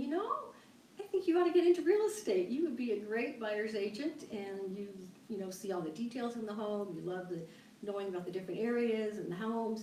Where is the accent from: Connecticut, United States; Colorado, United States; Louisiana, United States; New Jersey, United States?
Colorado, United States; Denver; I'm a Colorado native. I was born and raised in Denver, Colorado.